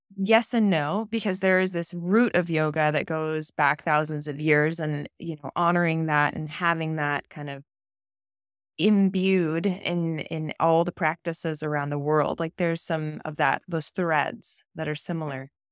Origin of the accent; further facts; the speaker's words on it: California, United States; I grew up in California